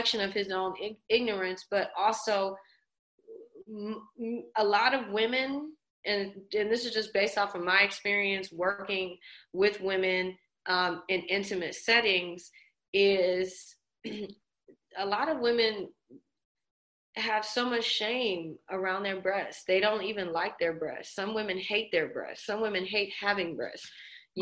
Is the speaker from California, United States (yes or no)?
no; New Orleans, Louisiana, United States; also born or lived in Los Angeles; even though I'm born in LA, my family's from New Orleans. So I spent a lot of my childhood growing up in New Orleans